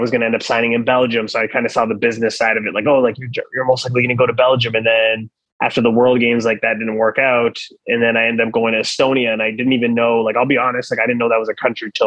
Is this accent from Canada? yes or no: yes; Ottawa, Ontario, Canada; moved away as an adult; also born or lived in France; I was from Ottawa